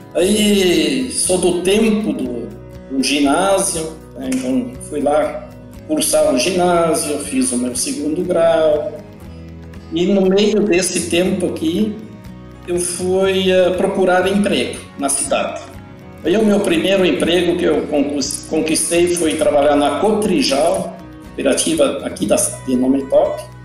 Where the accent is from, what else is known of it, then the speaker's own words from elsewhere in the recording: Não-Me-Toque, Rio Grande do Sul, Brazil; eu nasci no interior do Brasil, interior do Rio Grande do Sul, no interior da cidade de Nometoque. Então eu sou filho de pequenos produtores